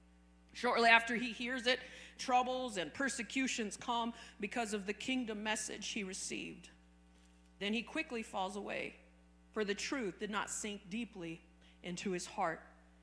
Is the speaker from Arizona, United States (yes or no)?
yes; Arizona, United States; Now, I came from Arizona, and the soil in Arizona is hard as a rock.